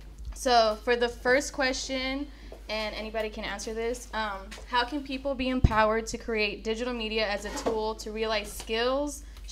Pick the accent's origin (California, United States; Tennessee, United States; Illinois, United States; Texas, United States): California, United States; Hayward; I'm from the Bay Area, so I was born and raised in Hayward, and after that I came back out here